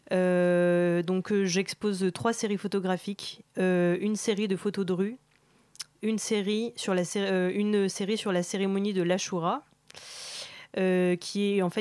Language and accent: French; Iran; also born or lived in France; je viens donc de l'Iran et de la France.